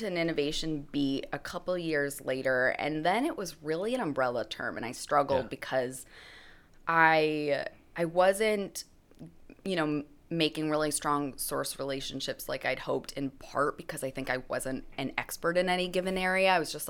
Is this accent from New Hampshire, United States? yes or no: yes; New Hampshire, United States; I grew up in New Hampshire in a small town about an hour north of Boston, which is, like, we have civilization there.